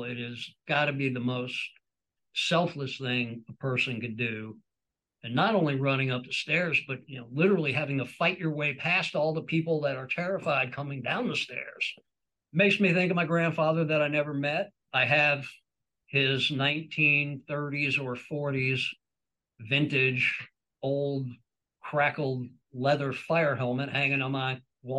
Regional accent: New York, United States; Into the Fire has always had a special meaning for me growing up in New York.

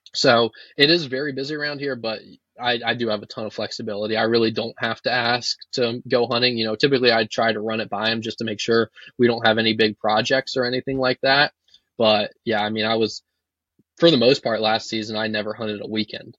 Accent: Virginia, United States; moved away as an adult; now in North Dakota, United States; I'm from Virginia

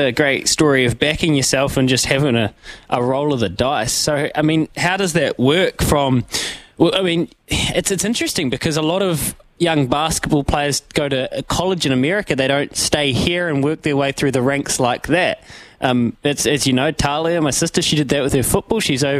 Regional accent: Leithfield, Canterbury, New Zealand; we're both from Leithfield, which is just a tiny little place in North Canterbury.

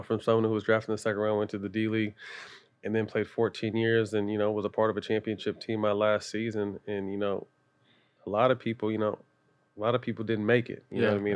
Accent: Sacramento, California, United States; I'm from Sacramento, and Chris Webber's like my big brother

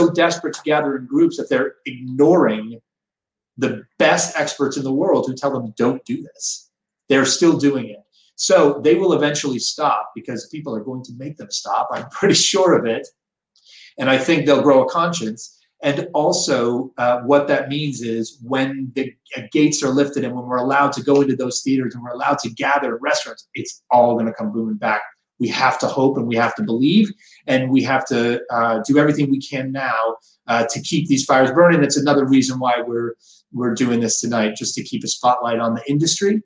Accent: Phoenix, Arizona, United States; I was born in Arizona. I was born in Good Samaritan Hospital in Phoenix, Arizona

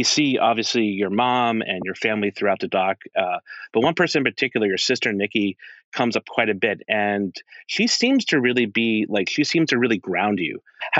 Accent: South Carolina, United States; Obviously I'm from South Carolina

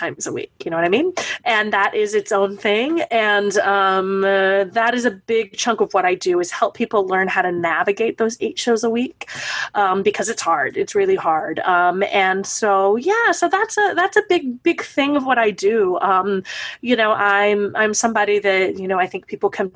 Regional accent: East Texas, United States; moved away as an adult; now in New York, United States; I am originally from Texas, a small town in East Texas, and I moved to New York to be a performer

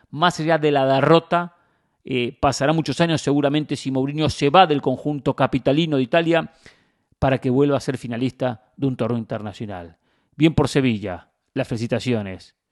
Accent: Mar del Plata, Buenos Aires Province, Argentina; moved away; cuando iba a Mar del Plata, que es mi ciudad natal

